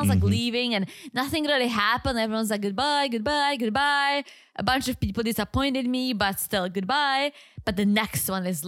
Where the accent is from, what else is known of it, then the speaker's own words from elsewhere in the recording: United Kingdom; accent: British; I think he might be talking about my British accent, Harry Potter.